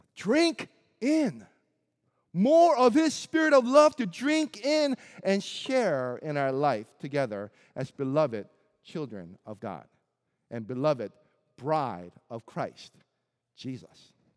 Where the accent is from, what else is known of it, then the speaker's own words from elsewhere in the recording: Springfield, Missouri, United States; also born or lived in South Korea; as an Asian kid who didn't quite fit into a predominantly white town of Springfield, Missouri